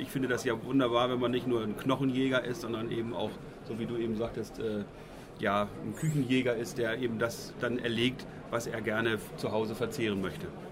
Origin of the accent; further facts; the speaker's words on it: Eastern Lower Saxony, Germany; Bei uns in Ostniedersachsen